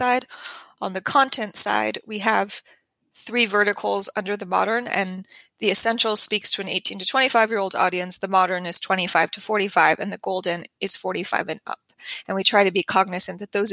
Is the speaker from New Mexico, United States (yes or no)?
yes; New Mexico, United States; I'm from New Mexico. This is where I come from.